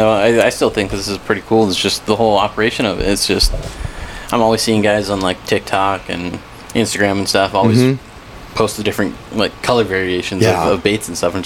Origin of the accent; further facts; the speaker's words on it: California, United States; now in Yuma, United States; Because I'm actually from California